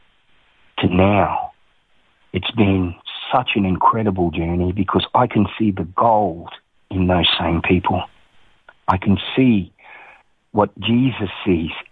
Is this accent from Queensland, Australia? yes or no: yes; Townsville, Queensland, Australia; also born or lived in Toowoomba; I was born in Toowoomba, and I was raised in Townsville.